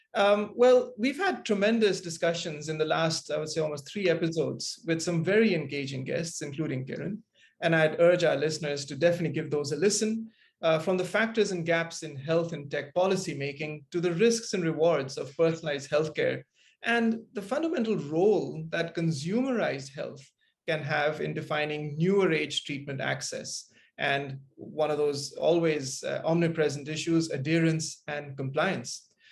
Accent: Kuala Lumpur, Malaysia; as a kid growing up in Kuala Lumpur

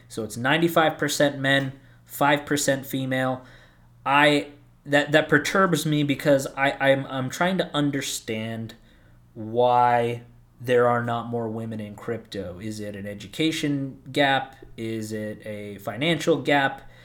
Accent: Southern California, United States; moved away as an adult; also born or lived in Arizona; I grew up in Southern California. At the ripe age of eighteen, I moved out to Arizona

